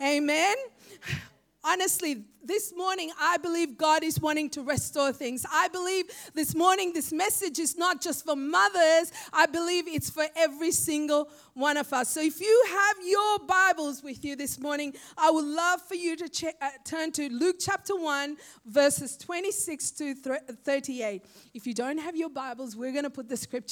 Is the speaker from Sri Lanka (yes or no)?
yes; Sri Lanka; now in Australia; I am just a young girl growing up in Sri Lanka